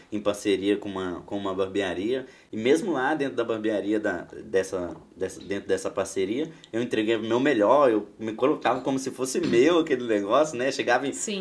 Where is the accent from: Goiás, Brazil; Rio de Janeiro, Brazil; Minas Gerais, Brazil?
Minas Gerais, Brazil; Belo Horizonte; now in Foz do Iguaçu, Brazil; Nós somos de Belo Horizonte, hoje nós residimos em Foz do Iguaçu